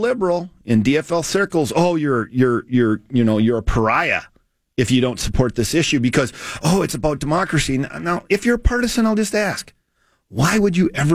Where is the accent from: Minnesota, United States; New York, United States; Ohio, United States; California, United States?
Minnesota, United States; Duluth; moved away; I'm from Duluth originally